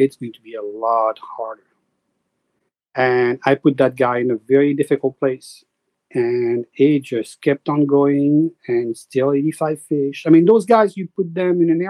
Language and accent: English; Paris, Île-de-France, France; accent: French; English is a second language; moved away as an adult; also born or lived in French Alps / New York / Vermont; now in Connecticut, United States; I was born in Paris. And then by age 12, I was sent to the Alps to go ski.